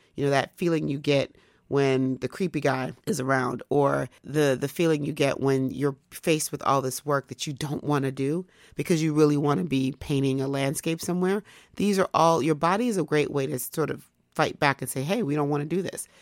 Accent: United States; as an American

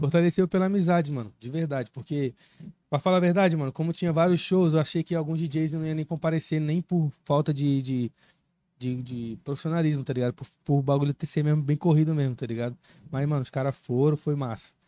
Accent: Recife, Pernambuco, Brazil; now in Cuiabá, Brazil; eu sou natural de Recife

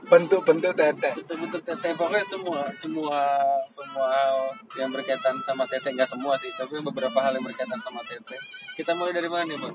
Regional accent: Ambon, Maluku, Indonesia; Saya Ambon.

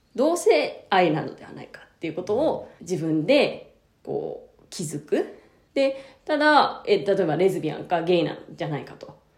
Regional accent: Japan; 私は日本に生まれて日本語を主に使ってる

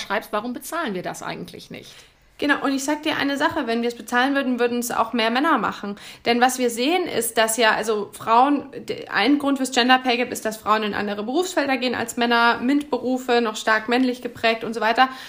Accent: Bamberg, Bavaria, Germany; now in Berlin, Germany; geboren und aufgewachsen in Bamberg in Bayern

